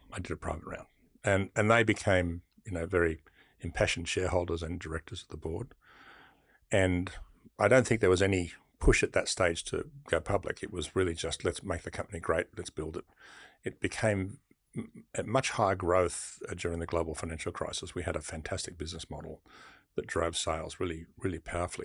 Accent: Sydney, New South Wales, Australia; I grew up in Bexley

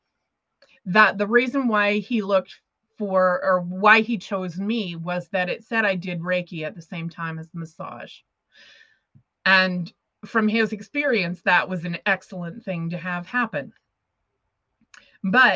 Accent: Montana, United States; moved away as an adult; also born or lived in Los Angeles, United States; I had to move back to Montana, my hometown

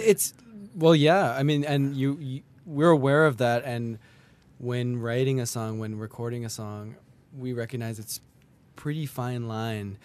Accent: Kelowna, British Columbia, Canada; now in Montreal, Canada; I grew up in Kelowna.

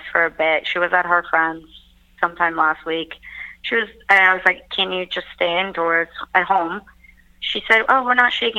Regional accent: Turkey; moved away as an adult; also born or lived in New York, United States; now in London, United Kingdom; I was born and raised in Turkey, but I spent a big chunk of my adulthood in New York, and now I'm in London

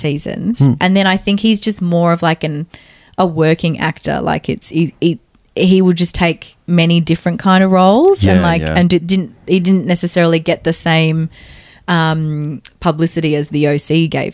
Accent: Brisbane, Queensland, Australia; I'm from Brisbane

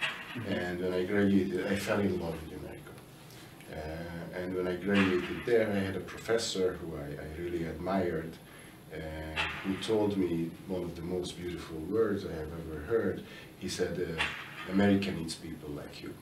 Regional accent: northeastern Hungary, Hungary; moved away; I was born in Hungary. I'm Hungarian by birth, and I was born in a relatively small town in northeastern Hungary

